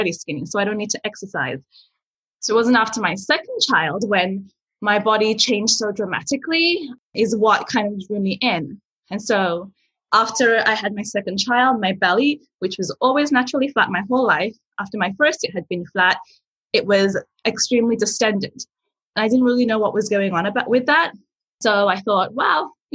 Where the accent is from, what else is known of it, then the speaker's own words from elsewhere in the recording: England, United Kingdom; English is a second language; moved away as an adult; also born or lived in Nigeria; now in Yellowknife, Canada; I was born in Nigeria. I lived there till I was 5. And then I moved to England where I grew up.